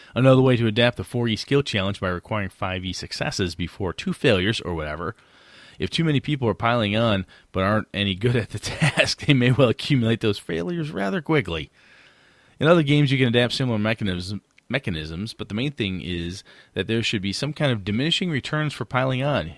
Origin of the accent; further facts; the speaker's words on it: Wausau, Wisconsin, United States; I run a small gaming convention up in my hometown, about, you know, fifteen hundred people, and, uh, up in Wausau, Wisconsin